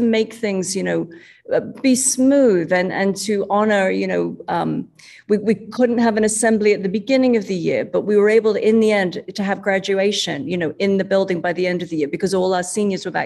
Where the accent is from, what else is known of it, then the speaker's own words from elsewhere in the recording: London, United Kingdom; moved away as an adult; now in Chicago, United States; I come from London